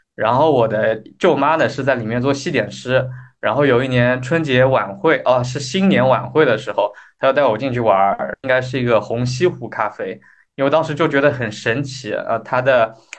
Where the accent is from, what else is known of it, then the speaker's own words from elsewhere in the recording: Anji, Zhejiang, China; 我老家是在浙江安吉这边，我们这边是个大农村啊